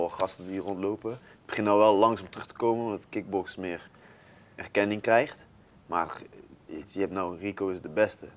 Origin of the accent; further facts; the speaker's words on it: North Brabant, Netherlands; Ik kom uit Brabant. Dat is al, Brabanders zijn best wel trots daarop